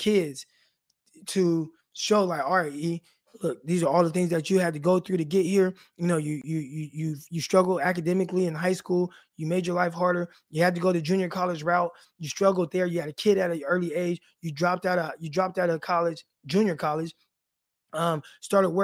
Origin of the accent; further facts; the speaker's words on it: Stockton, California, United States; moved away as an adult; now in Arkansas, United States; I'm from the North Side, Valverde Park